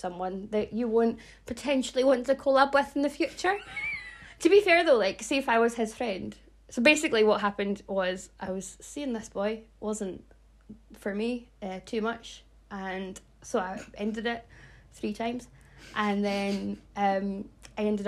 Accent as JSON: {"language": "English", "region": "Scotland", "country": "United Kingdom", "said": "We are Scottish."}